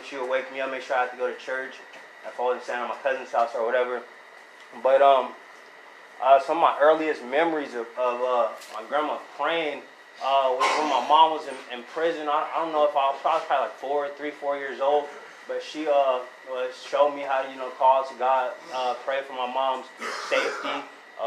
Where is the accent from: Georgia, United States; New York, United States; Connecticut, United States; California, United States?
California, United States; Diamond Bar; also born or lived in Los Angeles; I moved from Los Angeles to a suburb outside of Los Angeles. Name of the city's Diamond Bar. There I stay with my grandma, my grandpa